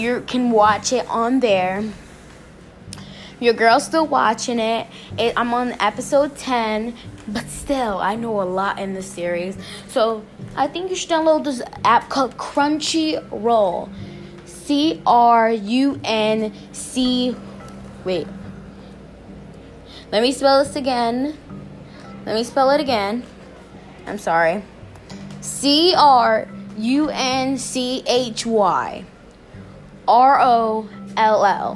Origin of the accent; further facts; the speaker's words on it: Baltimore, Maryland, United States; I'm from Baltimore City, Maryland